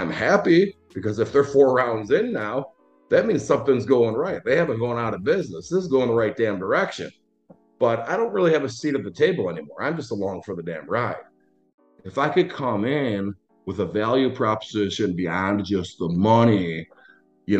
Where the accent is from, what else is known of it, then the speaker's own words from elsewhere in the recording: Schaumburg, Illinois, United States; also born or lived in Los Angeles; I grew up in Schaumburg, Illinois, very middle class